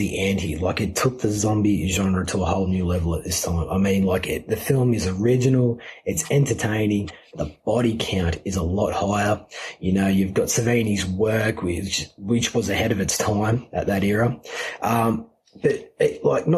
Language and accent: English; United Kingdom; being a British redneck